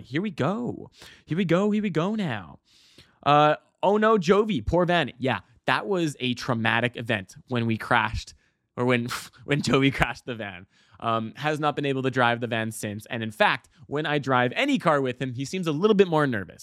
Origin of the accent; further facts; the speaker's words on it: Calgary, Alberta, Canada; now in Vancouver, Canada; I, I come from Calgary, and in Calgary, uh, actually, Alberta in general